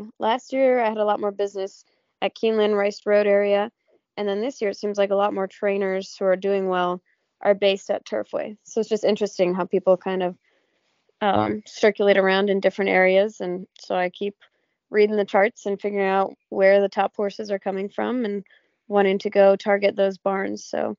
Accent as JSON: {"language": "English", "region": "California", "country": "United States", "said": "So since I came from California, where I don't get a lot of seasons, I appreciate having all the seasons here, and it really makes you excited for spring."}